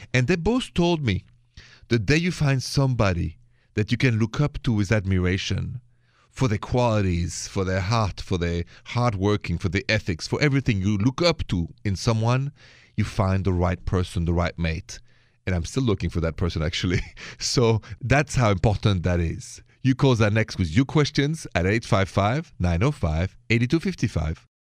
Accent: Paris, Île-de-France, France; accent: French; English is a second language; moved away; my accent is French.

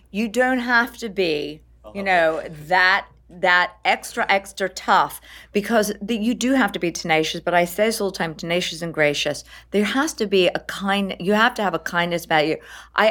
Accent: East Coast, United States; I'm from the East Coast.

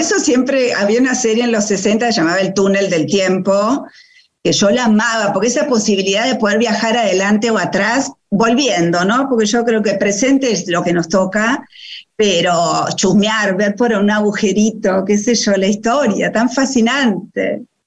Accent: Buenos Aires, Argentina; nací en Capital, eh, pero vengo de una familia húngara y polaca

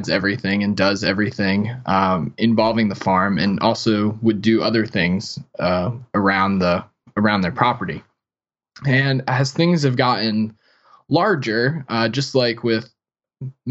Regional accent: South Florida, United States; I grew up in South Florida and never was a farm kid

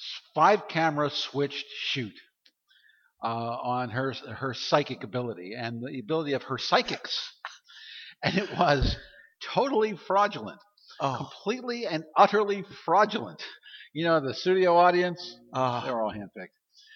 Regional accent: Baltimore, Maryland, United States; Baltimore, my hometown.

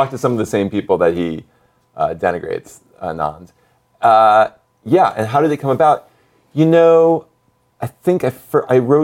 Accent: New Jersey, United States; I'm from Jersey. I know my diners

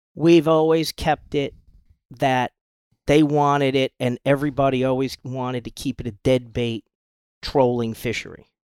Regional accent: Rhode Island, United States; moved away as an adult; now in Isla Mujeres, Mexico; I grew up in Rhode Island

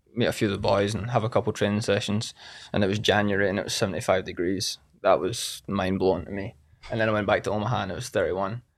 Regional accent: Scotland, United Kingdom; moved away as an adult; now in United States; I was from Scotland.

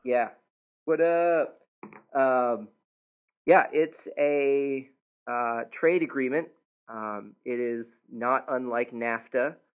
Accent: United States; a American citizen

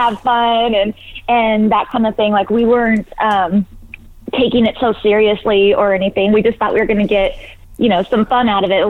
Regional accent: California, United States; I grew up in Northern California.

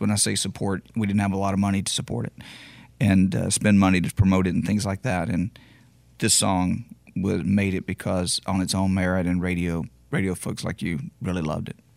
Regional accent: Beaumont, Texas, United States; … played in my hometown of, of Beaumont uh, on a show, and he actually knows I'm from there

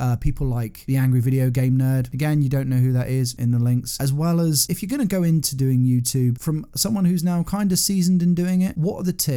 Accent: United Kingdom; I grew up in Britain, nineties was sort of my main teenage years.

